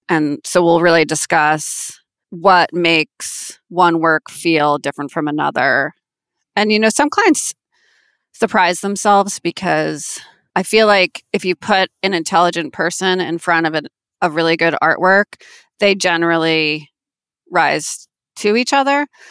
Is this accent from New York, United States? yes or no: yes; Manhasset, New York, United States; now in Manhattan, United States; I am from Manhasset, which is a town on Long Island in Nassau County